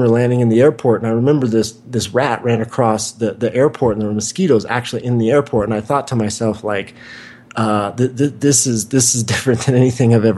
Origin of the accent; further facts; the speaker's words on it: Wichita, Kansas, United States; moved away; also born or lived in Santa Monica, California; where I grew up in Wichita, Kansas